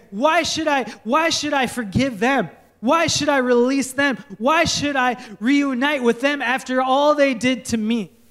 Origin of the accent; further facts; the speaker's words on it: Minnesota, United States; moved away; I grew up in Minnesota, so I say candy bags.